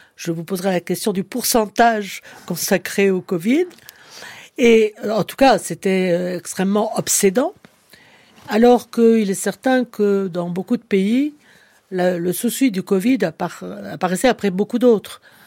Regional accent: Clermont-Ferrand, Auvergne-Rhône-Alpes, France; je suis auvergnate née à Clermont-Ferrand

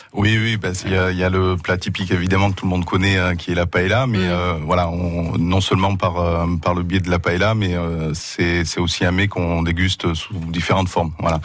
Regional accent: Asturias, Spain; moved away; je suis originaire d'Asturias, d'une voilà d'une région qui est au nord de, de l'Espagne

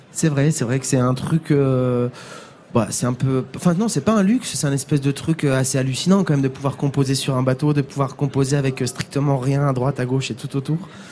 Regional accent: Épinal, Grand Est, France; moved away as an adult; now in Marseille, France; ma ville de naissance, qui est Épinal. Euh, bon, voilà, c'est une ville que j'ai où j'ai vécu jusqu'à 18 ans

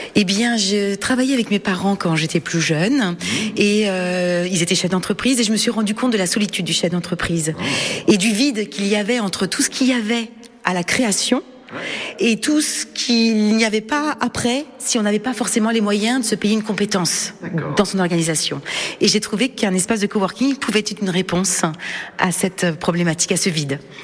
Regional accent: Le Mans, Pays de la Loire, France; je suis née au Mans

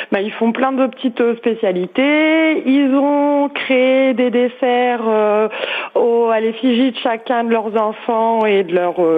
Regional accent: Béthune, Hauts-de-France, France; moi je suis de Béthune

